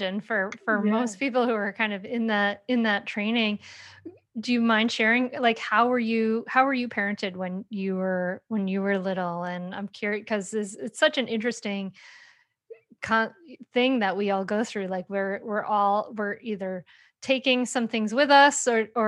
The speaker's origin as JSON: {"language": "English", "region": "Rhode Island", "country": "United States", "tie": "born or raised there", "said": "a white woman born and raised in Rhode Island"}